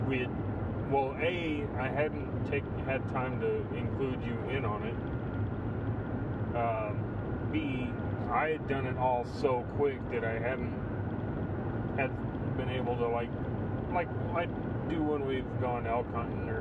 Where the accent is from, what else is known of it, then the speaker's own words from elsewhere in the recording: Texas, United States; We're from Texas